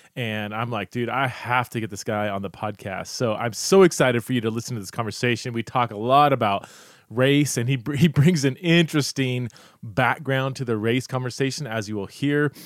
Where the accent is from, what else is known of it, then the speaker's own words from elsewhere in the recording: Fresno, California, United States; also born or lived in Los Angeles, California; I grew up in Fresno